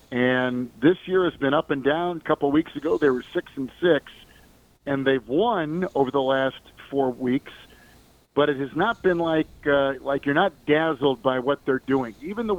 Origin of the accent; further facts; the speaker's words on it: Green Bay, Wisconsin, United States; now in Kansas City, United States; I grew up in Green Bay, which is about as cold as the moon is in the wintertime.